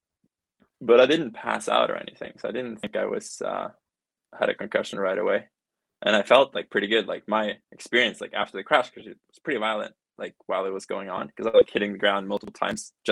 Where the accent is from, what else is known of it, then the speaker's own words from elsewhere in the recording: Norway; I'm from Norway.